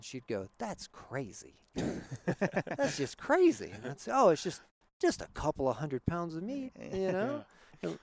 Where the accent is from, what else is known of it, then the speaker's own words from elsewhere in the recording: West Central Georgia, United States; So West Central Georgia, Chattahoochee River, that part of the world right there.